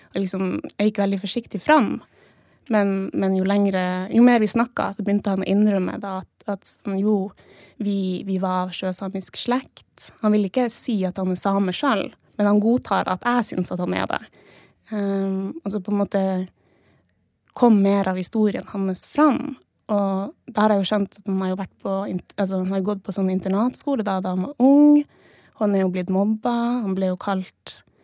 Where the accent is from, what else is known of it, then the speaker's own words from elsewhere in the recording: Jektevika, Norway; vi er jo fra Jektevika, da.